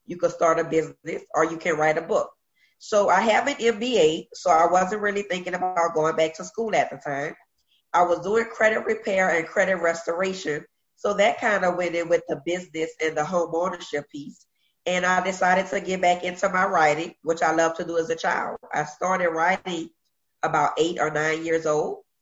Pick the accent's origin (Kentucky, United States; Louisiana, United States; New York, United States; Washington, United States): Louisiana, United States; New Orleans; also born or lived in Virginia; Born and raised in Uptown, New Orleans, the Third Ward, is where I grew up.